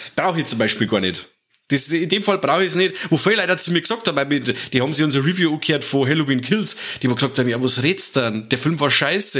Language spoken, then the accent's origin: German; Germany; bei uns in Deutschland